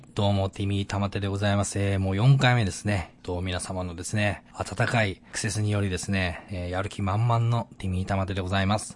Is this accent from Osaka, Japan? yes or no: no; Miyagi, Japan; moved away; 地元の宮城県にの田、片田舎に住んでたんですけど